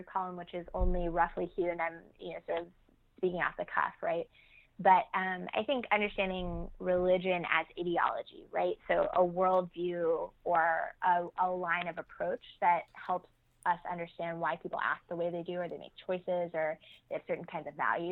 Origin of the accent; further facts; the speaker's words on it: Nashville, Tennessee, United States; I grew up outside of Nashville, Tennessee